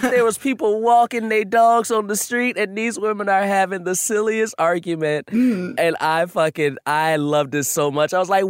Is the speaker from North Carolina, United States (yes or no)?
no; Chicago, Illinois, United States; also born or lived in Los Angeles; now in New York, United States; I'm from Chicago and L.A. Those are the three biggest cities in the fucking country.